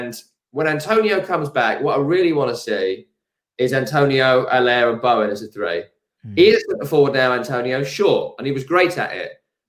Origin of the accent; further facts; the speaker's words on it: Hornchurch, London, United Kingdom; I'm from Raynham, Hornchurch. I live in Rockford now, so I am the Hornchurch.